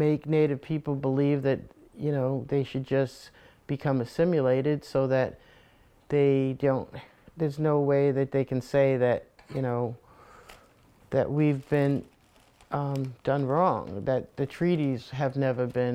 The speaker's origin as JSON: {"language": "English", "town": "Warwick", "region": "Rhode Island", "country": "United States", "tie": "born or raised there", "said": "growing up in Warwick"}